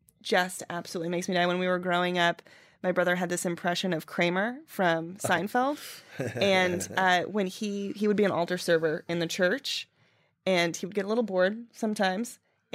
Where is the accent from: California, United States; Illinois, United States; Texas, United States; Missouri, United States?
Texas, United States; Dallas; born there; also born or lived in Rhode Island / Minnesota / Fort Worth, Texas; now in New York, United States; Born in Dallas, Texas. Moved to Rhode Island. Then moved to Minnesota. Back to Texas, Fort Worth, Texas for college. And then moved to New York for a job.